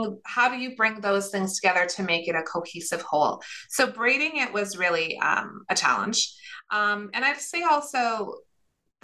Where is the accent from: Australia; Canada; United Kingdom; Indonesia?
Canada; Sudbury, Ontario; I grew up in Sudbury, Ontario, so about 3.5 hours north of Toronto, and to Finnish parents